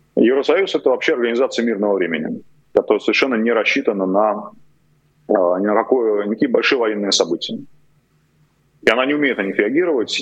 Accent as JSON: {"language": "Russian", "region": "Moscow", "country": "Russia", "tie": "born or raised there", "moved": "as an adult", "lives_now": "Kyiv, Ukraine", "said": "родился-то я в Москве, это я сейчас киевлянин, да, а тогда до 36 лет я был москвичем"}